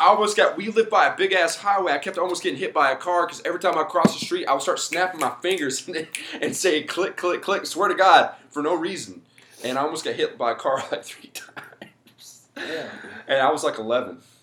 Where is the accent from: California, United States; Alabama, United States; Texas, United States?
Alabama, United States; Mobile; moved away as an adult; also born or lived in Daphne, Alabama / Beaver County, Pennsylvania; now in Pittsburgh area, United States; I'm from Mobile originally. I moved to Daphne when I was like, so fuck, how old was I? Uh, like 16 or something